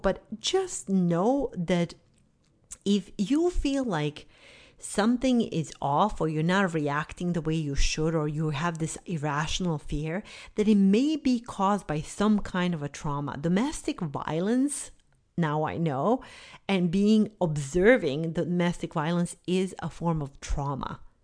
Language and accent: English; Bosnia & Herzegovina; moved away; I grew up in Bosnia during the war in the nineteen nineties.